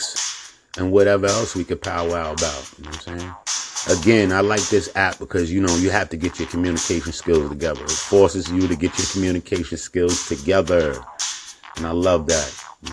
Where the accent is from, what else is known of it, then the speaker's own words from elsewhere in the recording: Yonkers, New York, United States; I'm from Yonkers, New York. I'm out here in NY.